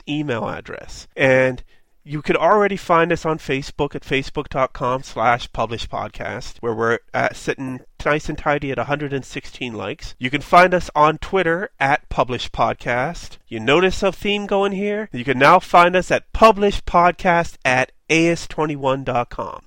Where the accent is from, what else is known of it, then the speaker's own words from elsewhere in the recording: Pittsburgh, Pennsylvania, United States; I'm from Pittsburgh.